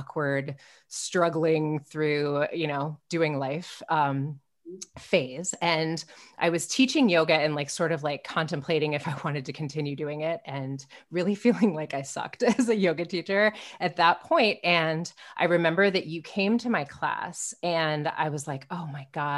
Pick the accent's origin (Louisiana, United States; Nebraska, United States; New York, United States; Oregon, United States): Nebraska, United States; Omaha; I'm from Omaha